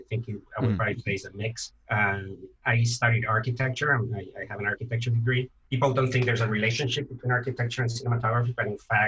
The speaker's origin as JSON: {"language": "English", "country": "Venezuela", "tie": "born or raised there", "also_born_or_lived": "Canada / Miami, United States", "moved": "as an adult", "said": "I'm from Venezuela"}